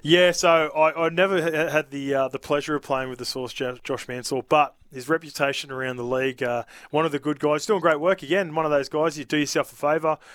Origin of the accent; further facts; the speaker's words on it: Australia; also born or lived in New Zealand; I grew up here from three years old all the way